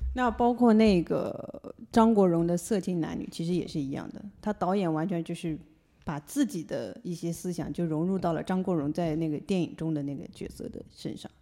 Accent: China; 我们中国人

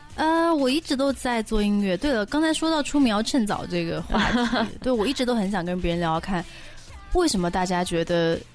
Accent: Pu'er, Yunnan, China; 我的家乡，呃，我出生在云南普洱

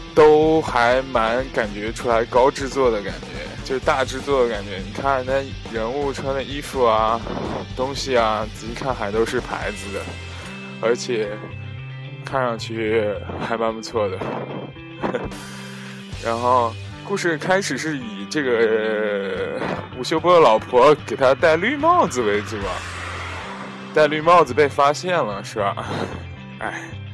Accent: China; moved away; also born or lived in Europe; 我的家乡还是很安静、甜美的

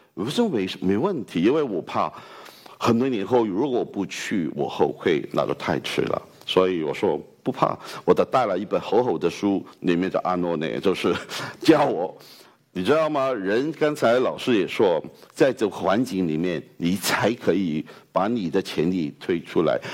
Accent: Hong Kong; accent: Hong Kong-accented Mandarin; Chinese is a second language; 我来自香港的

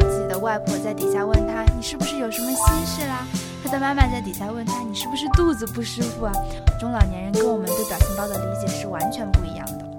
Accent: China; 你比如说像我们中国人一直以来的家庭教育，还有传统文化

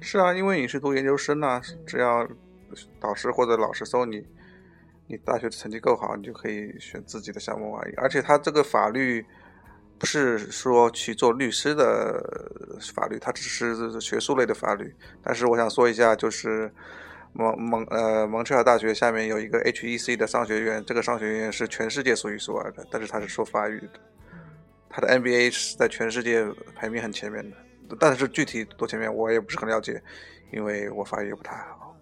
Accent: China; moved away as an adult; 我们中国人

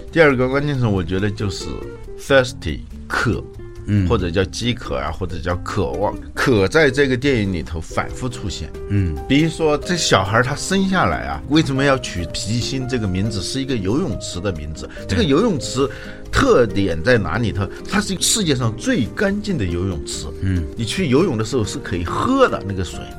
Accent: China; 我们中国人

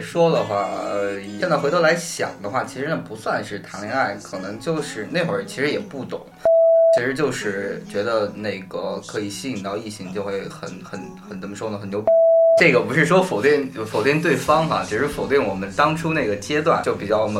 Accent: Northwest China, China; 我在西北长大。

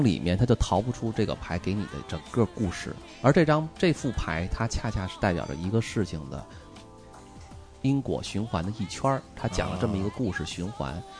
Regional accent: China; 就跟我们中国人的抽签儿似的

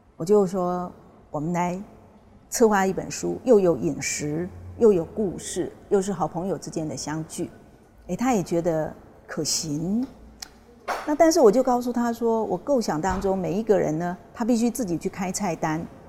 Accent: Taiwan; 我们台湾那边是这样

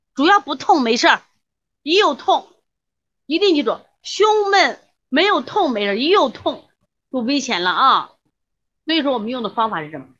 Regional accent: China; 我们现在中国的胖子

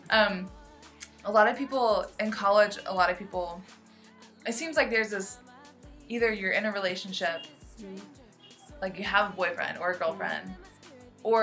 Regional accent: United States; I grew up in the United States in America.

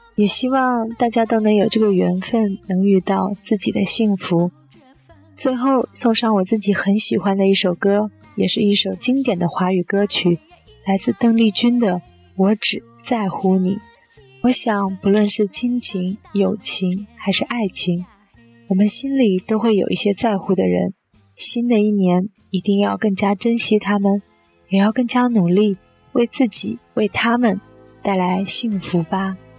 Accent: Zhangzhou, Fujian, China; also born or lived in Beijing; 我的家乡在福建漳州，地处福建南部，比邻厦门，是一座很适合养老的城市

